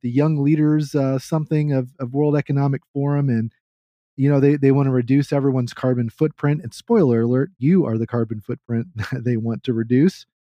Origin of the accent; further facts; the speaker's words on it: Texas, United States; I'm a Texan